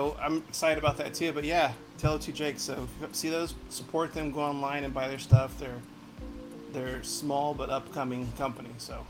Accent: Modesto, California, United States; I'm from Modesto

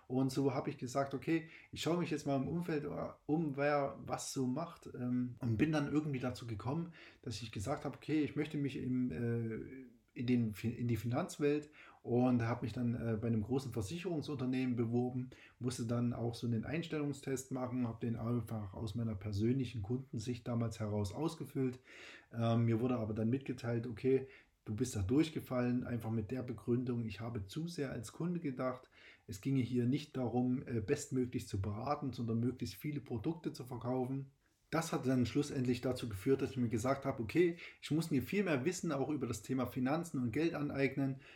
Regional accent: Saxony, Germany; born there; moved away; es ist so, ich bin tatsächlich äh, in Sachsen geboren und ähm, lebe aber jetzt schon seit fast 15 Jahren auch äh, in Bayern. Deswegen hört man vielleicht auch den Dialekt nicht mehr so.

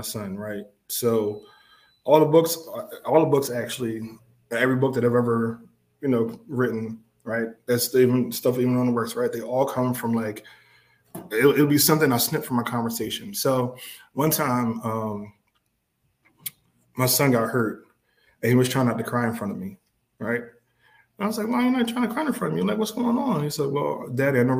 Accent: Philadelphia, Pennsylvania, United States; I'm from West Philly

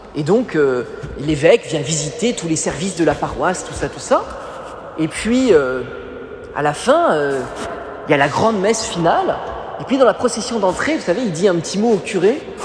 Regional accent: Paris, Île-de-France, France; je suis né à Paris

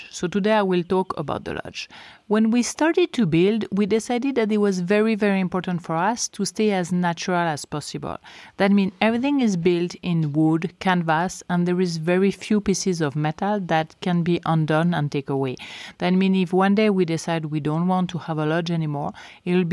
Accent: Switzerland; first language French; English is a second language; moved away as an adult; I was born and I grew up in Switzerland, close to Geneva, so I am from the French part of Switzerland, so my main language is actually French. I stayed in Switzerland until I was around 30 years old

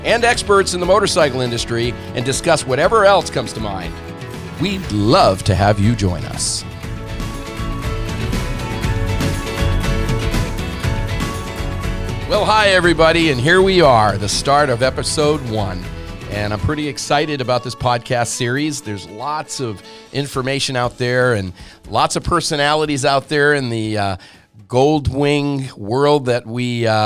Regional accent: Rhode Island, United States; now in California, United States; I grew up in Rhode Island, the smallest little state in the country.

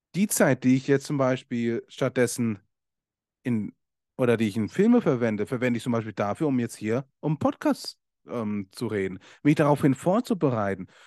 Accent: Germany; bei uns in Deutschland

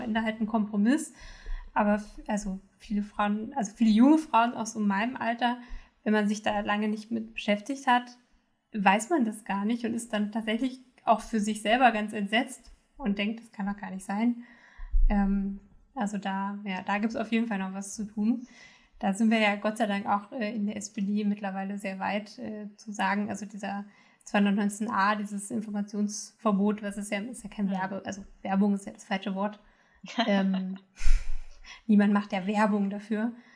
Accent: Saxony-Anhalt, Germany; moved away; ich komme ursprünglich aus Sachsen-Anhalt

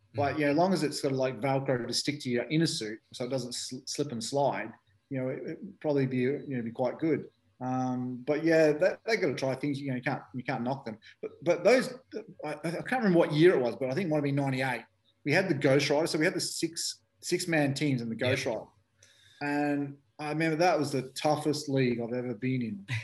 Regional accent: Australia; moved away; also born or lived in United Kingdom; me being an Aussie

